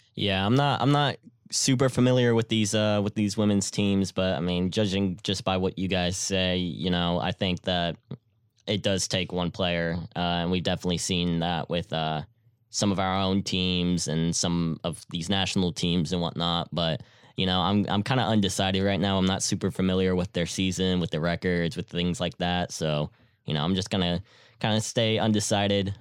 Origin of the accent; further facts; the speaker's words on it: Houston, Texas, United States; I'm from Houston